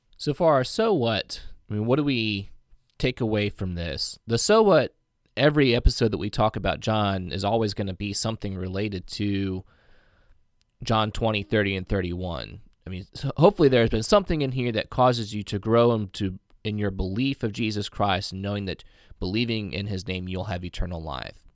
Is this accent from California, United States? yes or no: no; Indiana, United States; I'm from Indiana